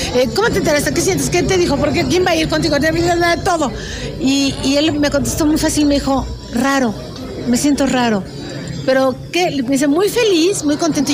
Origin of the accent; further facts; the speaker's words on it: Mexico; muy orgullosa como mexicana